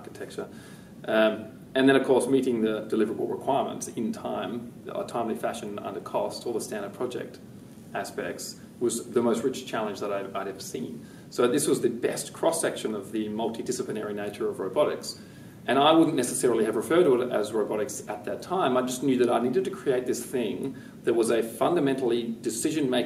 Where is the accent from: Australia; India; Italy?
Australia; West Coast of Australia, Western Australia; I grew up on the West Coast